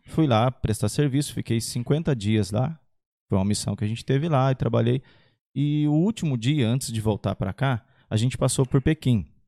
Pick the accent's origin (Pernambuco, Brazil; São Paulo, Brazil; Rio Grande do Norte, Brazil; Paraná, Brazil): São Paulo, Brazil; São José dos Campos; Sou de São José, nascido e criado na Zona Sul, Bosque dos Eucaliptos